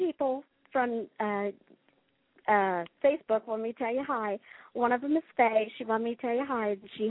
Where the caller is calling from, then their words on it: Fairfax, Missouri, United States; from Fairfax, Missouri.